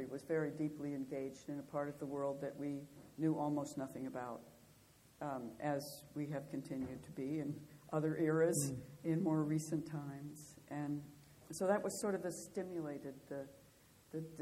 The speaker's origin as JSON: {"language": "English", "town": "Bozeman", "region": "Montana", "country": "United States", "tie": "born or raised there", "moved": "as an adult", "said": "I grew up in the Southwest, in the Rocky Mountains, in the Gallatin Valley, Bozeman"}